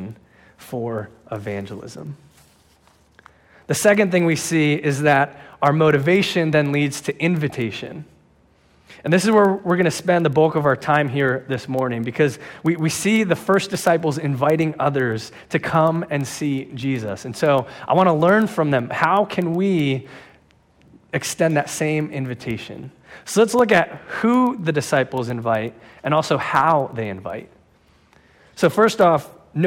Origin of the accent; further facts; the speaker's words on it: New Jersey, United States; now in Pennsylvania, United States; I'm from New Jersey